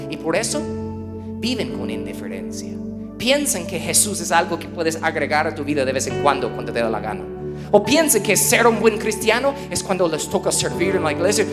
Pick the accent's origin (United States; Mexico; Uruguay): United States; Spanish is a second language; somos gringos